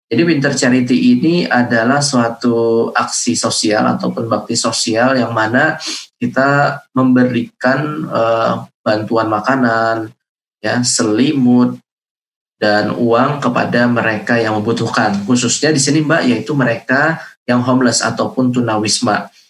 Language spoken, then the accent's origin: Indonesian; South Kalimantan, Indonesia; Um, saya asalnya dari Kalimantan Selatan dan terus hmm. update ya terkait pemberitaan ini.